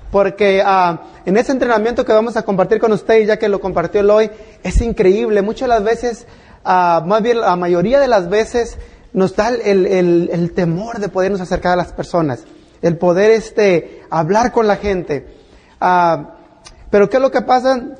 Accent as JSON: {"language": "Spanish", "country": "Mexico", "moved": "yes", "lives_now": "United States", "said": "Yo vine de México a este país por el sueño americano, pero me encontré con las pesadillas."}